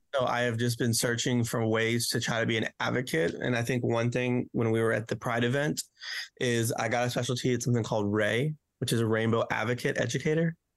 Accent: Romania; also born or lived in Memphis, Tennessee; now in Corydon, United States; I'm originally from Romania

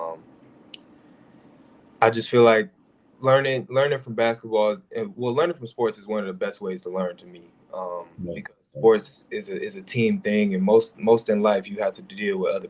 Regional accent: Aurora, Illinois, United States; I'm from the West Side, Aurora, grew up there

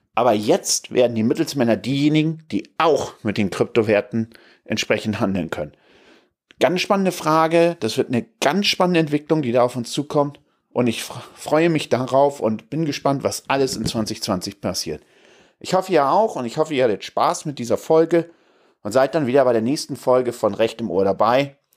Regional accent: Stade, Lower Saxony, Germany; now in Hamburg, Germany; wir kommen da jetzt ja aus Stade, äh, meine Frau und ich

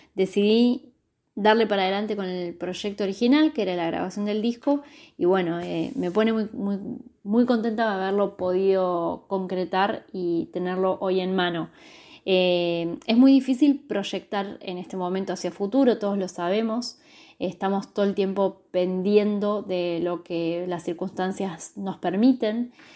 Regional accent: Bariloche, Río Negro, Argentina; un lugar que es un icono turístico como Bariloche, que es mi ciudad natal

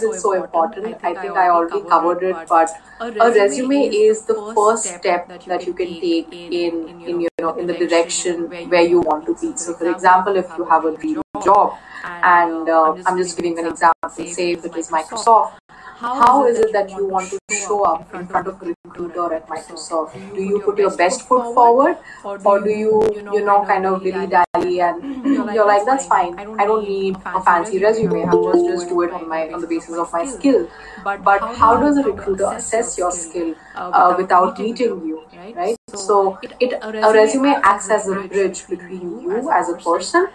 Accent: India; I am actually an Indian, which means I'm based out of India right now.

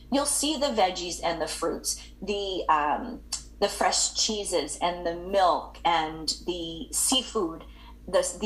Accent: England, United Kingdom; I'm English.

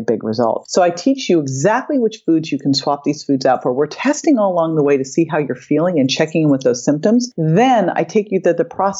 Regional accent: Berkeley, California, United States; I grew up in Berkeley

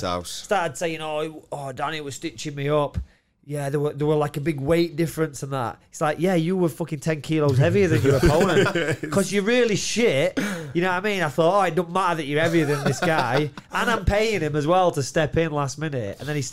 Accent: Doncaster, Yorkshire and the Humber, United Kingdom; I'm from Doncaster

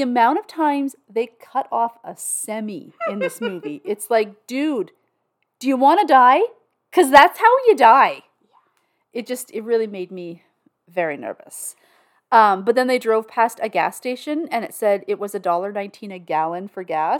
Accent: Canada; I'm Canadian

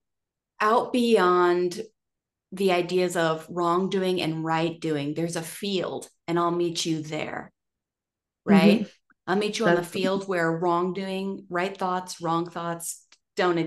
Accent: United States; I'm from America.

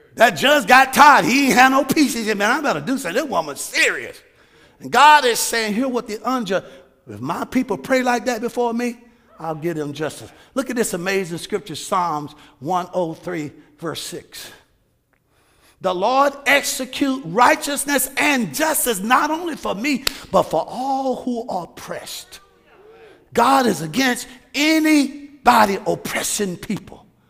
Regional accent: United States; I'm an American

